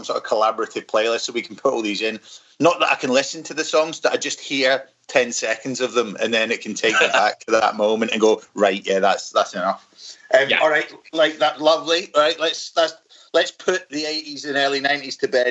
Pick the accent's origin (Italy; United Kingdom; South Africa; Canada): United Kingdom; Scotland; as a Scotsman